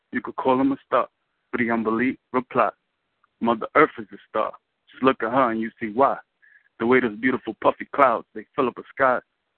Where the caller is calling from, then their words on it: New York, United States; I'm calling from Brooklyn.